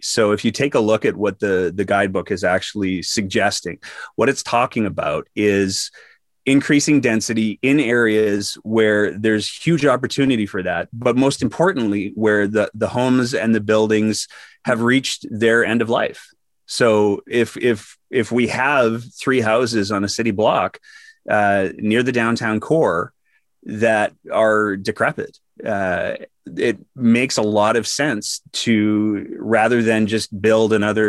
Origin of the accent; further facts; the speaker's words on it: Fairview, Alberta, Canada; also born or lived in Edmonton / Calgary; I was born in Edmonton. Please don't hold it against me. I lived in a small town up north called Fairview, which is north of Grand Prairie.